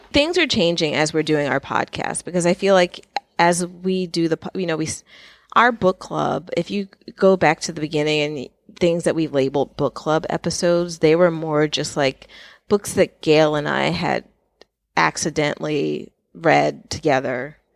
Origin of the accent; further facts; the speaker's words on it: New York, United States; I grew up in New York, so with the exception of way at school, I have lived in New York